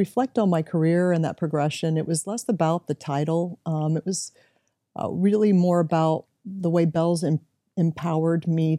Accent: Tampa, Florida, United States; They lived in Ybor City. I grew up in West Tampa, so part of that Latin culture, which is still alive and well and beautiful.

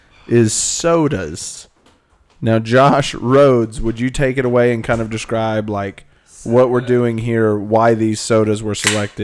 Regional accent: Tulsa, Oklahoma, United States; now in Arkansas, United States; I'm from Tulsa.

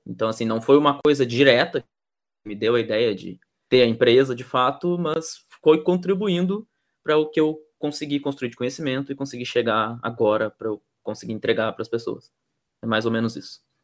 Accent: Rio Grande do Sul, Brazil; also born or lived in Pelotas; eu sou aqui do Rio Grande do Sul, eu moro em Pelotas

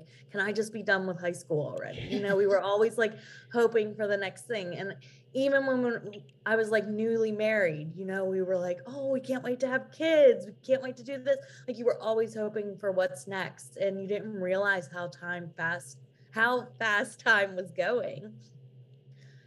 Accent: Pennsylvania, United States; I'm from Pennsylvania. I live there here in Pennsylvania

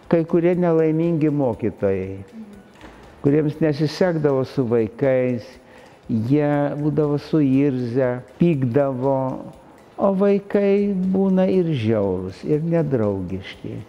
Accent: Kaunas, Kaunas County, Lithuania; tu pats kaunietis? Jo, aš

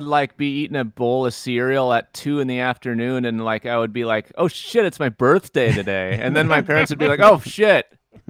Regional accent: Eau Claire, Wisconsin, United States; born there; also born or lived in Asia; now in Milwaukee, United States; So yeah, I was born in Eau Claire, and that's kind of a family base camp.

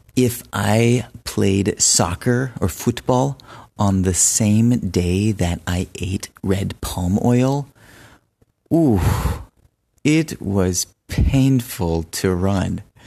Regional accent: United States; moved away as an adult; also born or lived in Benin; I am American, but I lived in Benin for two years

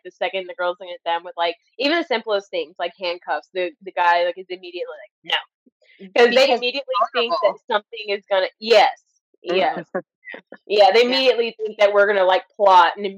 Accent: Houston, Texas, United States; I'm from Houston

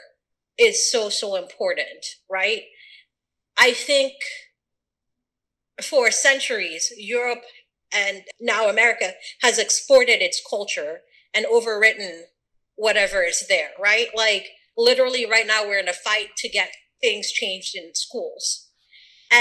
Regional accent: Sierra Leone; moved away; also born or lived in Atlanta, Georgia; I'm from Sierra Leone. Born and raised

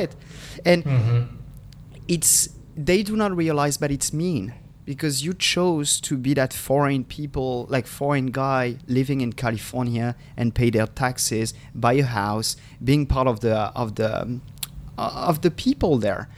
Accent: Paris, Île-de-France, France; English is a second language; moved away as an adult; now in San Diego, United States; I was living there for 20, 27 years of my life. And I love Paris. I feel like this is my hometown.

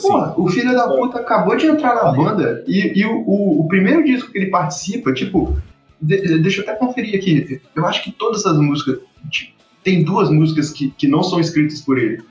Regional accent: Rio de Janeiro, Brazil; eu sou carioca

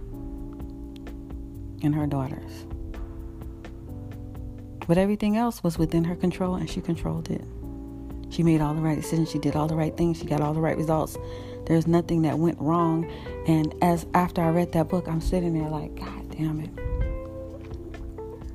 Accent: Florida, United States; moved away as an adult; also born or lived in Los Angeles, California; I moved back to my home state of Florida

